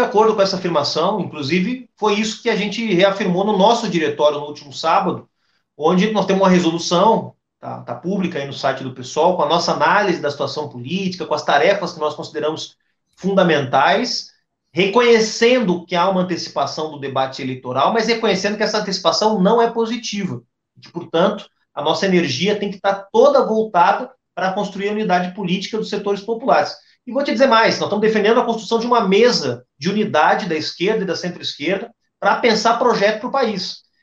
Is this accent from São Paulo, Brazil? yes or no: no; Rio Grande do Sul, Brazil; como bom gaúcho